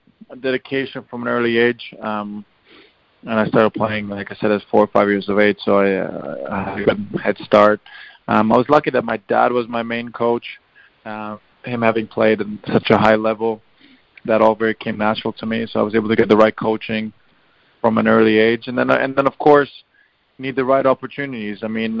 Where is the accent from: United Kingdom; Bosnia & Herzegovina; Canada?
Bosnia & Herzegovina; wanting to represent my home country, and probably for football reasons at the time as well, it was the best decision for me to go to play for Bosnia